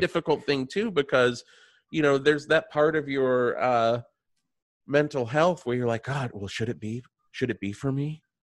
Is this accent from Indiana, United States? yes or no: no; Radford, Virginia, United States; I am from Virginia.